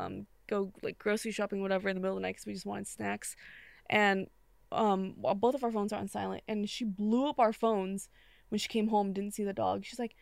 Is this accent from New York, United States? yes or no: yes; New York, United States; I'm from New York, we don't do that in New York. I'm from New York.